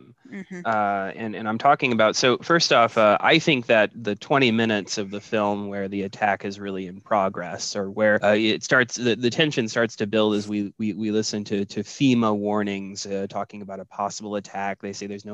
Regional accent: Kansas City, United States; I'm from Kansas City. I live in the Kansas City area

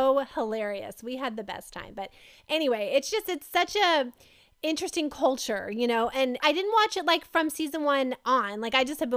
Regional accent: Kentucky, United States; I'm from Kentucky

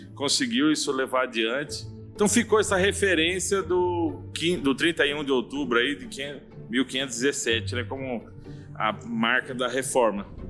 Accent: Joinville, Santa Catarina, Brazil; also born or lived in São Paulo; now in São José do Rio Preto, Brazil; eu sou um barriga verde, embora nasci em São Paulo, capital, mas cresci em Joinville, Santa e Bela Catarina.

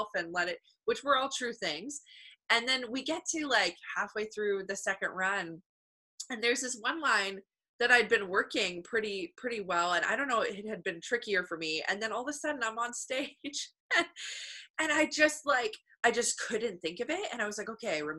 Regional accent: Canada; I know I'm Canadian

